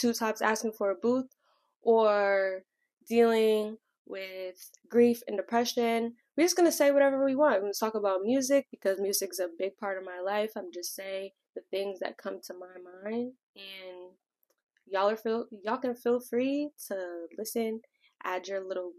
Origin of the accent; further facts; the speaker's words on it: Connecticut, United States; I'm from Connecticut, and I am 23